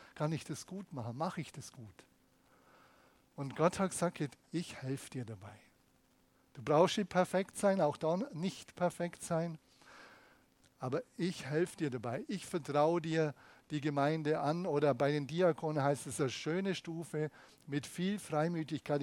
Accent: Germany; bei uns in Deutschland

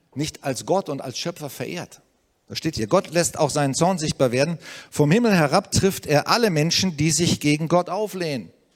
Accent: Germany; wir haben so ein Vorrecht hier als Deutsche

